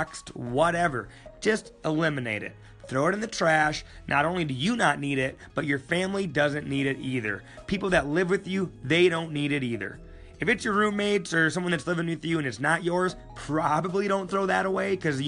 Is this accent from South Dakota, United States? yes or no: yes; Sioux Falls, South Dakota, United States; Sioux Falls, my hometown